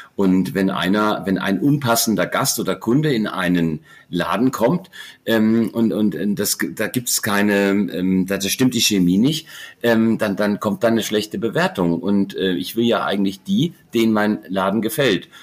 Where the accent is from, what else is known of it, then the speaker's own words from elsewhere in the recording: Germany; also born or lived in Heidelberg; ich bin ähm, typisches Wirtshauskind, im, im Wirtshaus äh, aufgewachsen, groß geworden, ähm, am, am Ende der Welt in der Rhön